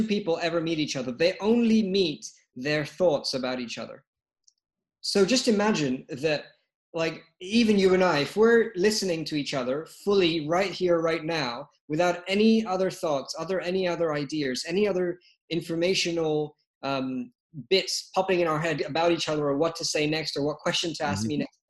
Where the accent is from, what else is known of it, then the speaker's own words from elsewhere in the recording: London, United Kingdom; moved away; also born or lived in Lagos, Nigeria; I was born in London, spent some of my time in Lagos, Nigeria